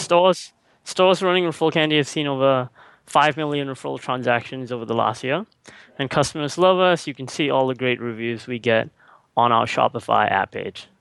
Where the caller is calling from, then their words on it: Singapore; I'm calling right now from Singapore.